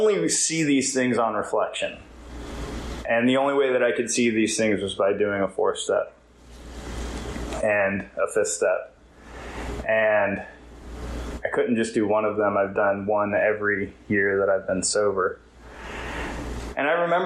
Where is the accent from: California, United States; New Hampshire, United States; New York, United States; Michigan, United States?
California, United States; now in Wilmington, United States; I live in Wilmington. I'm from California